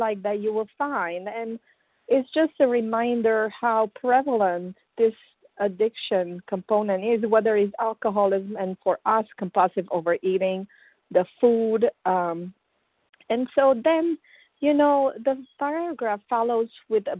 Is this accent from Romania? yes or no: yes; Romania; moved away as an adult; I came from Romania some 25 years ago.